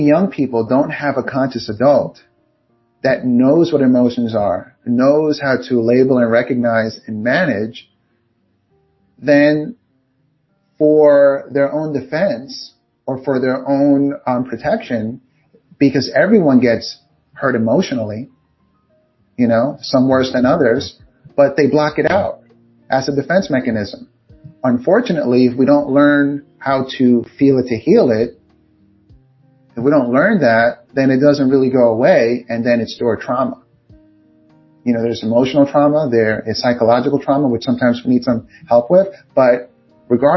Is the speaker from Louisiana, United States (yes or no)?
no; New York City, New York, United States; I'm from Queens, Far Rockaway, Queens in New York